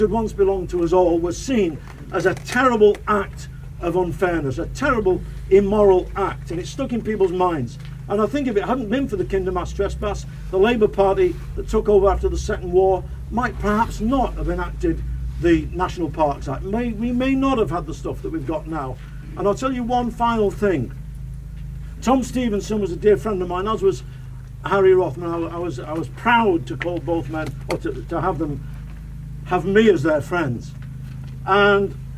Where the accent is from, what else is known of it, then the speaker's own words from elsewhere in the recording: Manchester, North West England, United Kingdom; as a kid, a young fella growing up in Manchester